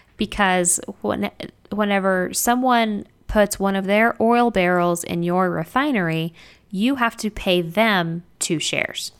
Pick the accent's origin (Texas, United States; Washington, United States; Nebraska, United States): Texas, United States; I'm from Texas